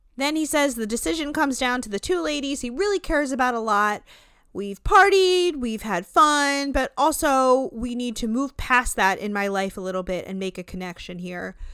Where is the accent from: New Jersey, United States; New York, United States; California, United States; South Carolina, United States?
New Jersey, United States; I'm from Jersey. Or, like, North